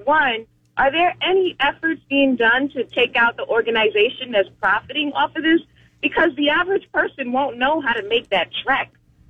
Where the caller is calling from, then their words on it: Orlando, Florida, United States; Hi, I'm calling from Orlando.